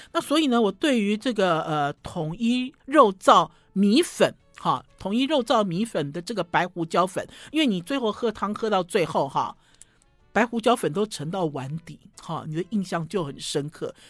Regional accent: Taiwan; 我们台湾

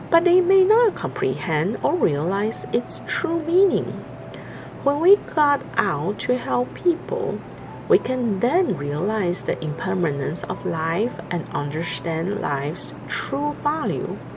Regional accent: Hualien, Hualien County, Taiwan; Hello everyone … I'm from Hualien, Taiwan.

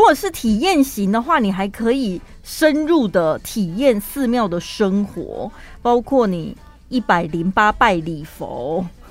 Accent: Taiwan; 我们台湾人也是讲华语的嘛

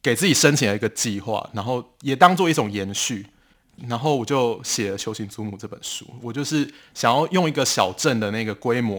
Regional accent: Pingtung County, Taiwan; 然后之所以我会想要写我的故乡北市寮，是因为我当时在写这本书的时候，我就有去翻那个枋寮的乡志，但是我发现居然是没有人写到这个地方的

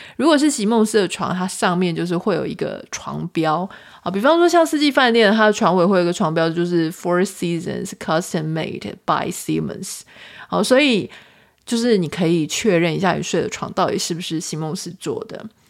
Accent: Taiwan; 我是台湾人

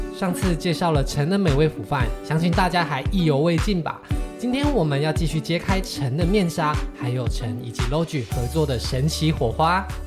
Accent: Taiwan; 我们是台湾人

